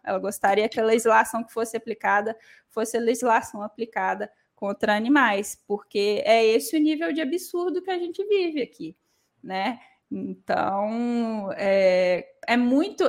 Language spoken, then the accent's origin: Portuguese; Minas Gerais, Brazil; como mineira